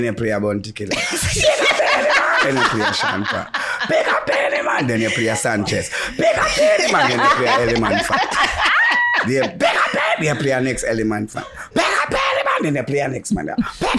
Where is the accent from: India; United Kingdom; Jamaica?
Jamaica; I'm a Jamaican that live in Jamaica and love Jamaica.